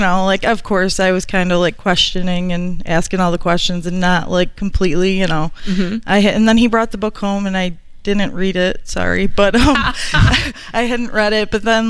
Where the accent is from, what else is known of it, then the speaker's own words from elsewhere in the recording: Rochester, New York, United States; Rochester, New York.